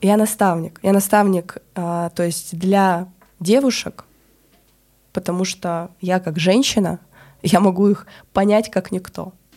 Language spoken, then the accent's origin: Russian; Krasnoyarsk, Krasnoyarsk Krai, Russia; moved away as an adult; also born or lived in Moscow / Bali; в Красноярске, откуда я родом